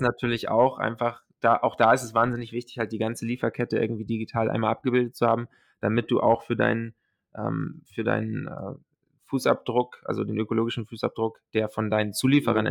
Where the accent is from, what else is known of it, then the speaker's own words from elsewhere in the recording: Hamburg, Germany; also born or lived in Silicon Valley, United States / North America; komme ursprünglich aus äh, der Nähe von Hamburg, bin hier aufgewachsen